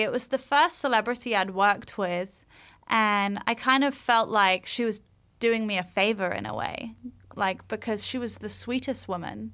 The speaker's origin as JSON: {"language": "English", "region": "London", "country": "United Kingdom", "moved": "yes", "lives_now": "Los Angeles, United States", "said": "I'm from London. so I'm from. I'm from England."}